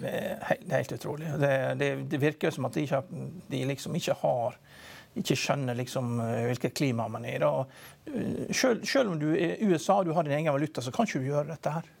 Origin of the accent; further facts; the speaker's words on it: Vigra, Møre og Romsdal, Norway; Vigra, som der jeg kommer fra